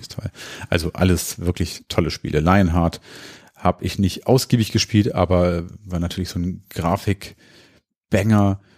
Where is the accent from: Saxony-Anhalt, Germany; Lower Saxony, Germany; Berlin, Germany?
Lower Saxony, Germany; Hanover; Wir kommen ja aus Hannover